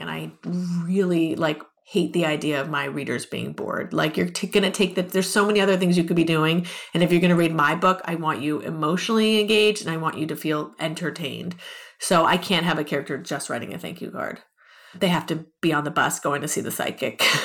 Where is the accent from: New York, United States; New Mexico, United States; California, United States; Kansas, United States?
California, United States; Los Angeles; also born or lived in Ohio; I was born and raised in Los Angeles